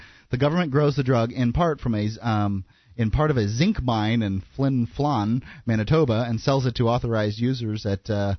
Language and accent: English; Bradenton, Florida, United States; born or raised there; moved away